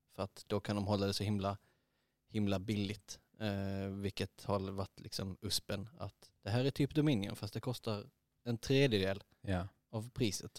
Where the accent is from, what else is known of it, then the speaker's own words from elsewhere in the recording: Eslöv, Skåne, Sweden; jag är uppvuxen i Eslöv